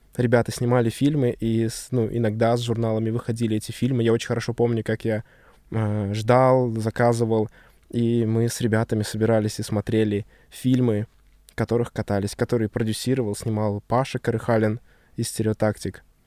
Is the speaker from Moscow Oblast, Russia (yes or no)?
no; Chita, Zabaykalsky Krai, Russia; moved away; я там провел свое детство.